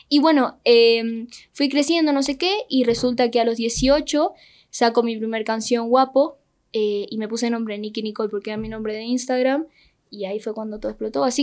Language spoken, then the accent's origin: Spanish; Rosario, Santa Fe, Argentina; now in Buenos Aires, Argentina; Nací en Rosario.